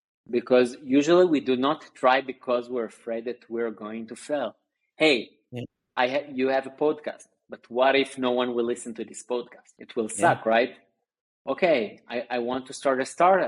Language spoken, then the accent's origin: English; Tel Aviv, Tel Aviv District, Israel; also born or lived in Sunnyvale, California; I basically grew up in Israel, in Tel Aviv